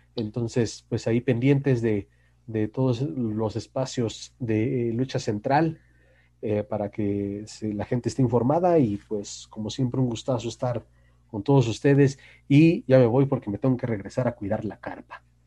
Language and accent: Spanish; Naucalpan, State of Mexico, Mexico; yo que soy de Naucalpan